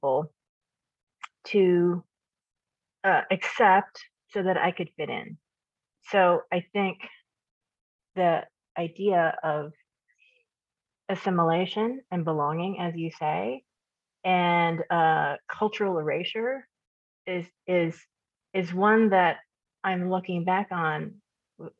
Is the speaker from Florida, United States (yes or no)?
no; Kansas, United States; I grew up in Kansas, as you know. I immigrated when I was 2.